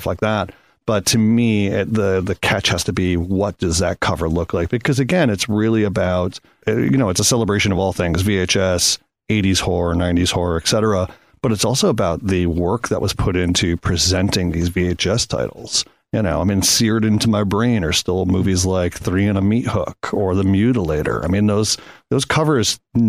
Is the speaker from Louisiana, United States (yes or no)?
no; Connecticut, United States; I grew up in Connecticut and we had very small mom and pop stores